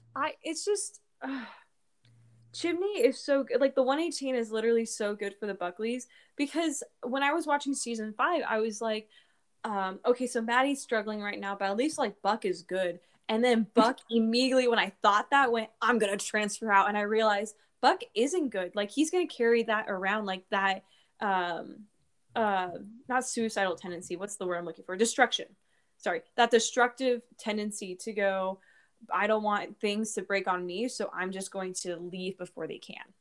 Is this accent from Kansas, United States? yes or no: no; Fresno, California, United States; that's where I'm originally from